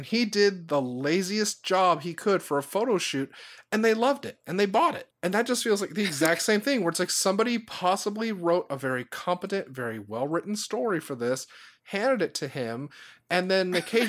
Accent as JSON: {"language": "English", "town": "New Orleans", "region": "Louisiana", "country": "United States", "said": "because I am a person from New Orleans and I know the speak of the people."}